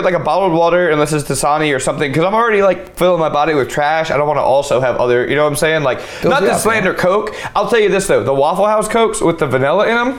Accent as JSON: {"language": "English", "area": "Cajun", "region": "Louisiana", "country": "United States", "said": "as a Cajun"}